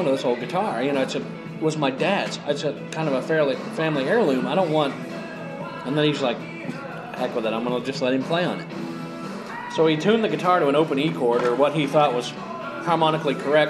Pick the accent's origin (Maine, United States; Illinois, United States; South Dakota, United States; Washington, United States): Maine, United States; I grew up in Maine, and yes, I'm an old Maine boy.